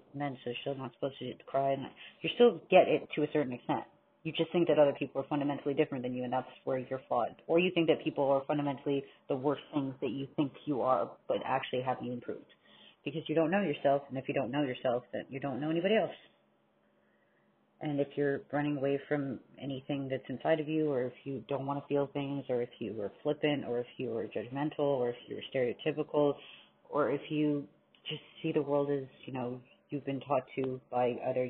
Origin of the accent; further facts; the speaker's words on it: New York, United States; born there; And I know I was born in New York